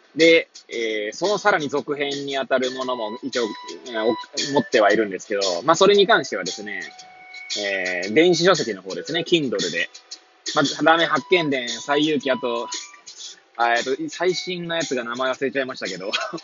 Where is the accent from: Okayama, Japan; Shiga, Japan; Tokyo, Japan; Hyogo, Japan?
Tokyo, Japan; Hachioji; moved away as an adult; now in Kamaishi, Japan; 八王子生まれ、八王子育ち、震災の前の年から釜石で働く